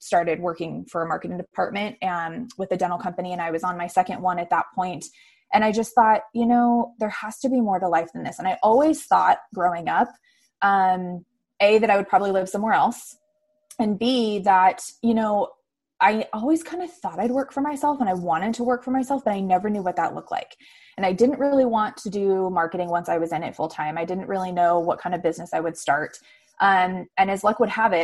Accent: Arizona, United States; I grew up in Arizona, graduated from Arizona State.

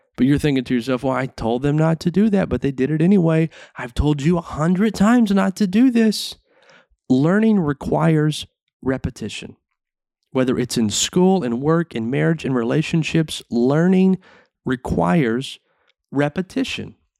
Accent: the South, United States; growing up in the South, it was a small town

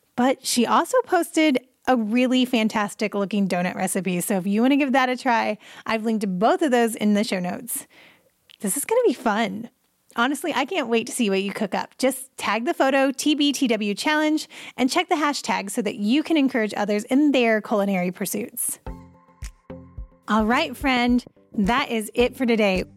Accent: United States; I'm American

